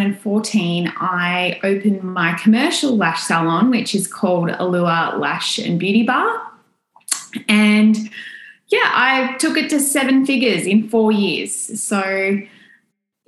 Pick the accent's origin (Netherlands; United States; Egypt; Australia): Australia; accent: Australian; you can probably tell by my accent, I am from Australia